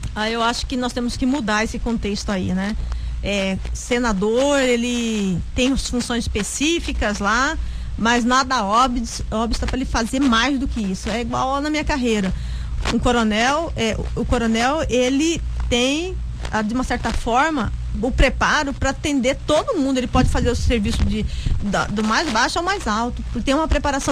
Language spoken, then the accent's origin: Portuguese; Mato Grosso, Brazil; eu, como uma boa matogrossense